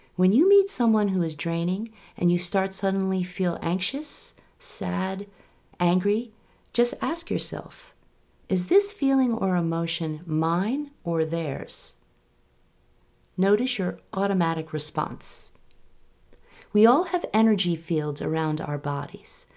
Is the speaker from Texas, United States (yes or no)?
no; New York, United States; now in Sudbury, United States; I live outside Boston with my family, and I'm originally from New York